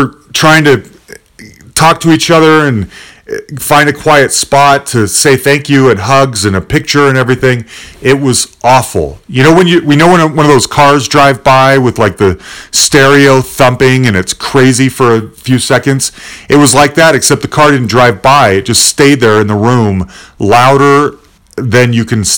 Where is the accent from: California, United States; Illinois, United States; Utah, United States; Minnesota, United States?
Utah, United States; Salt Lake City; I'm from Salt Lake City